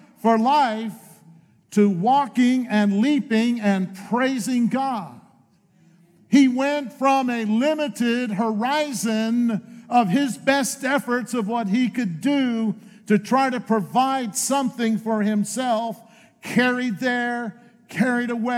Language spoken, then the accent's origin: English; northeastern Pennsylvania near Scranton, United States; moved away as an adult; also born or lived in Maine / Lakeland, Florida; I was born in Maine. I'm from New England. My home, what I call home, is northeastern Pennsylvania near Scranton